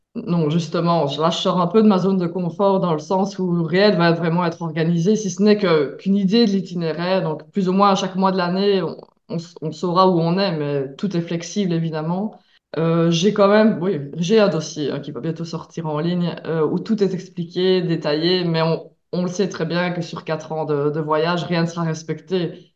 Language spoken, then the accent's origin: French; Belgium; also born or lived in Mexico; je viens de Belgique